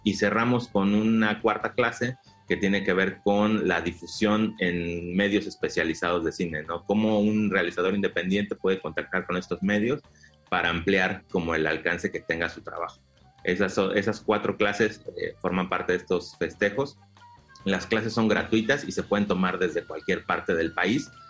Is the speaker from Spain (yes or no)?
no; Mexico City, Mexico; moved away as an adult; now in Quintana Roo, Mexico; nosotros somos eh, originarios de la Ciudad de México, eh, anteriormente el Distrito Federal, o sea, somos chilangos. Nos trasladamos a Quintana Roo hace 11 años